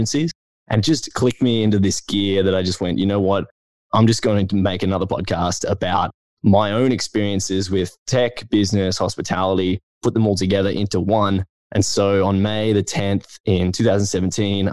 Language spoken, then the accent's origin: English; Brisbane, Queensland, Australia; I'm from Brisbane and I'd never been to Melbourne